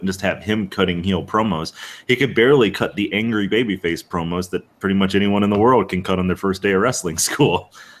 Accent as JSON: {"language": "English", "region": "Southern Virginia", "country": "United States", "tie": "born or raised there", "said": "I grew up in Southern Virginia"}